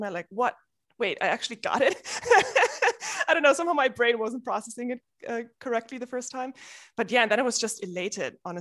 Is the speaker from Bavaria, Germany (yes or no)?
yes; Munich, Bavaria, Germany; moved away as an adult; also born or lived in Switzerland; now in United Kingdom; I started in Germany. I was born in Munich